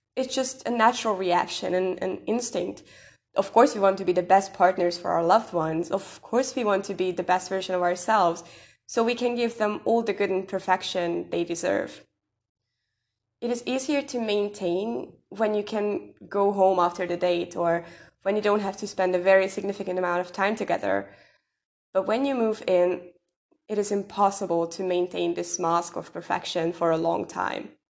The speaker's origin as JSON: {"language": "English", "country": "Hungary", "said": "I'm from Hungary"}